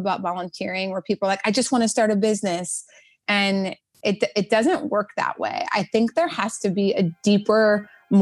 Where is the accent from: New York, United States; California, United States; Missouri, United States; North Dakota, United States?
North Dakota, United States; moved away; also born or lived in Washington, D.C.; I grew up in North Dakota, so there was no beach volleyball there